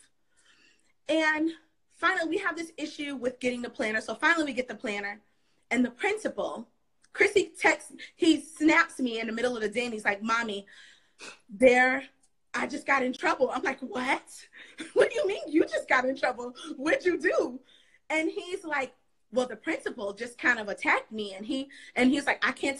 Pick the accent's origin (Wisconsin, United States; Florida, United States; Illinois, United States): Florida, United States; South; also born or lived in New York; now in Charlotte, United States; I live in North Carolina. I live in Charlotte. I'm from South Florida. And then I lived in New York